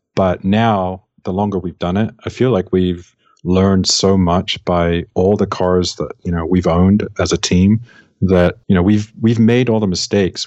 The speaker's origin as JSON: {"language": "English", "region": "England", "country": "United Kingdom", "said": "I'm from England"}